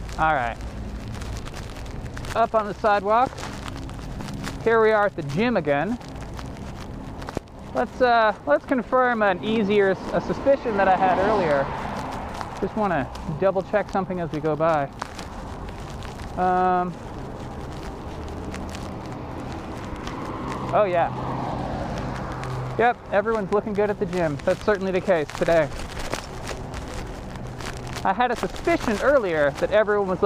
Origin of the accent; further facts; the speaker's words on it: United States; I'm an American